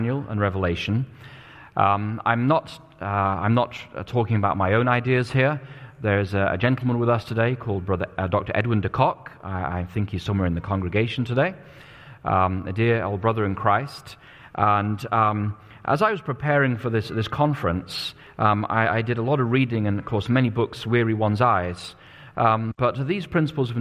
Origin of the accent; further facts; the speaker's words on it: England, United Kingdom; now in United States; I was growing up in England at the time